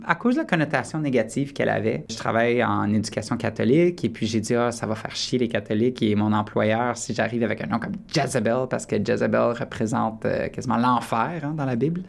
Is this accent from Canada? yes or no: yes; Quebec, Canada; also born or lived in Borden, Ontario; now in Toronto, Canada; je suis québécois